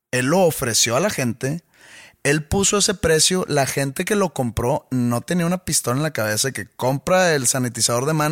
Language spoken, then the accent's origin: Spanish; Mexico; yo soy mexicano y pues se ve que no es blanco?